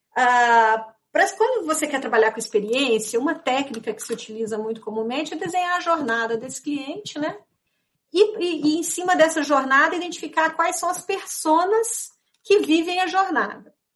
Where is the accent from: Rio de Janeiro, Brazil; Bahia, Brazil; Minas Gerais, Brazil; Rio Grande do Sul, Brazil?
Minas Gerais, Brazil; eu sou mineira